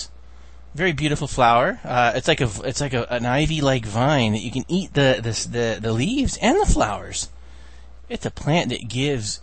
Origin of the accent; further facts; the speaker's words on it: Virginia, United States; moved away; growing up in Virginia